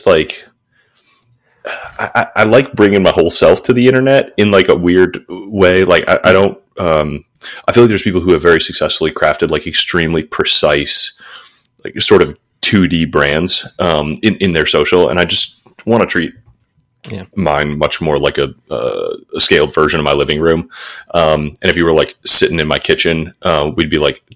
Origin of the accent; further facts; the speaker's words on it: Detroit, Michigan, United States; also born or lived in San Francisco; now in Kansas City, United States; I grew up in Detroit, so this is very like culturally home